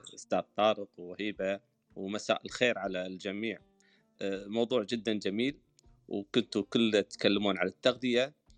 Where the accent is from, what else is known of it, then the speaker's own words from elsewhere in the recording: Kuwait; انا من بلدي الكويت